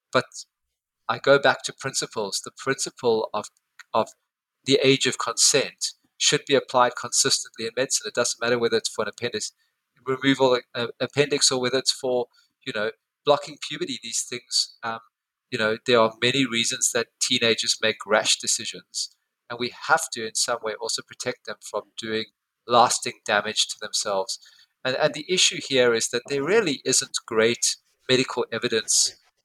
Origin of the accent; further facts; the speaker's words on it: South Africa; now in Perth, Australia; I come from South Africa.